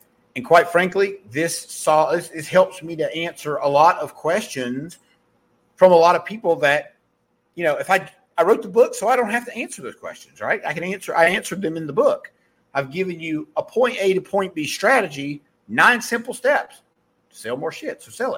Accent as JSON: {"language": "English", "town": "Mayberry", "country": "United States", "accent": "southern", "said": "because I'm from Mayberry and I have a southern accent."}